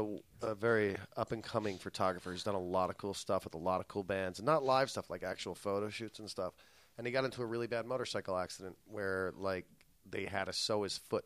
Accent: Philadelphia, Pennsylvania, United States; now in California, United States; I'm from Philadelphia, Pennsylvania.

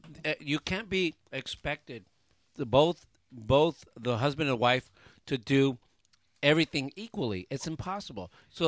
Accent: United States; I'm an American lesbian.

